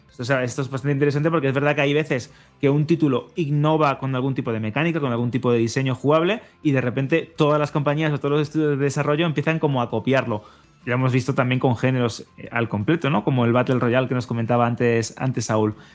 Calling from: Málaga, Andalusia, Spain; Buenas chicos … de Málaga.

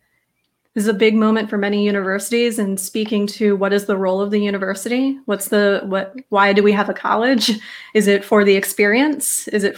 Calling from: Raleigh, North Carolina, United States; Yeah, I'm calling in from Raleigh, North Carolina, and it's constantly fluctuating here.

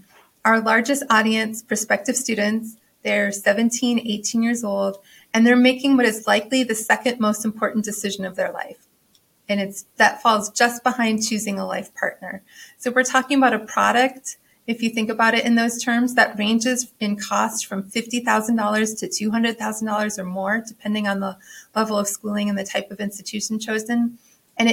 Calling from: Norfolk, Virginia, United States; I am joining from Norfolk, Virginia.

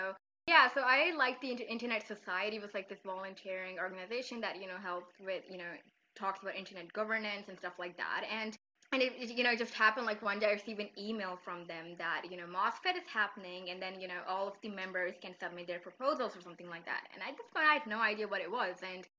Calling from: Islamabad, Islamabad Capital Territory, Pakistan; I'm speaking from Islamabad, Pakistan.

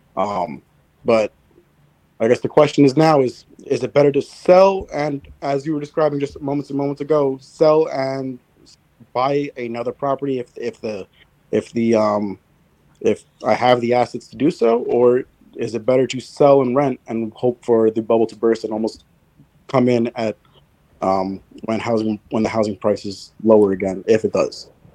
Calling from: Jersey Shore, New Jersey, United States; I'm calling from New Jersey Shore, in New Jersey.

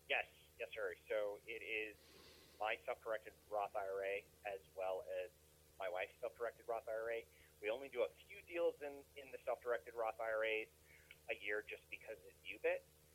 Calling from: Rocky Mountain, Colorado, United States; I am calling from Rocky Mountain, Colorado.

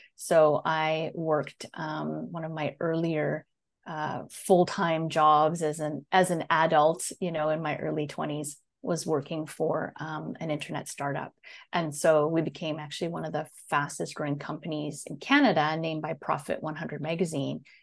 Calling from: Netherlands; I am calling in from Holland in the Netherlands. So I'm, uh, just outside of Amsterdam, actually.

